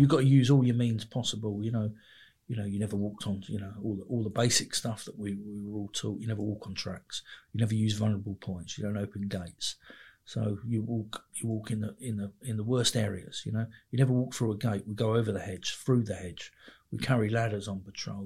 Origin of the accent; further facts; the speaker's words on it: Mitcham, London, United Kingdom; I grew up in just on the edge of South London, sort of London Borough, of Merton, really. But uh, it's it's Surrey, so a place called Mitcham